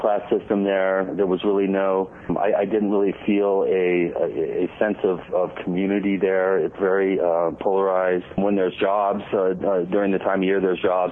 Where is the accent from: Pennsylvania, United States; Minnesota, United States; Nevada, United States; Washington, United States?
Washington, United States; moved away as an adult; also born or lived in New York City; now in Colorado, United States; I grew up in Washington State